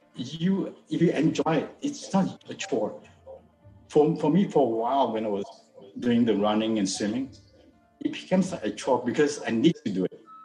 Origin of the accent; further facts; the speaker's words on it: George Town, Penang, Malaysia; I was born in Malaysia. I was born in Penang. It's actually northern Malaysia. So we are very close to the Thai border